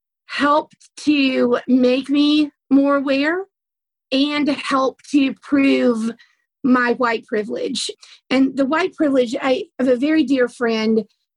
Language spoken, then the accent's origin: English; the South, United States; I'm from the South